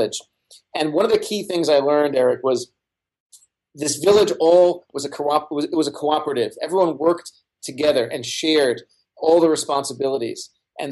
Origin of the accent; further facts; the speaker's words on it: New York City, New York, United States; Brooklyn where I grew up